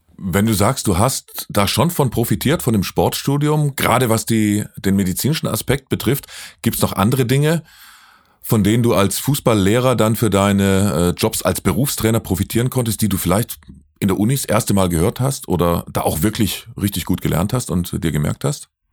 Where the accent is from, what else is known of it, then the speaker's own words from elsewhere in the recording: Lake Constance, Baden-Württemberg, Germany; Ich bin ja, ich bin ja kein Hesse, ich komme ja vom Bodensee, bin ja Badner